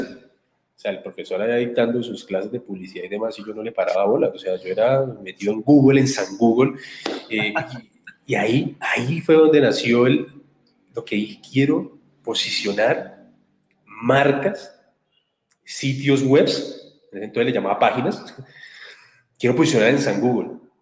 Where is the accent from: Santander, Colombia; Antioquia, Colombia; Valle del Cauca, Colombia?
Santander, Colombia; Barbosa; nacido y criado en Barbosa, Santander.